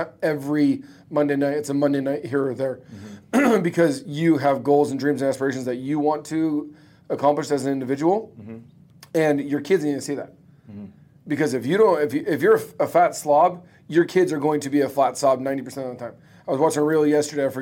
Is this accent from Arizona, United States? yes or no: yes; Phoenix, Arizona, United States; I'm born and raised in Phoenix